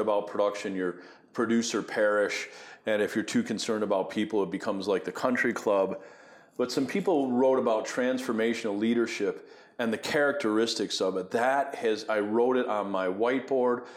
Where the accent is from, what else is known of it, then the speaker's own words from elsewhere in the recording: Buffalo, New York, United States; I grew up in Buffalo, New York